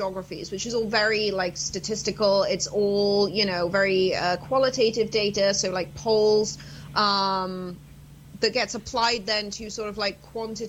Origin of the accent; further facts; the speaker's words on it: United Kingdom; I'm sat at a bar, obviously, because I'm British. We just migrate towards bars.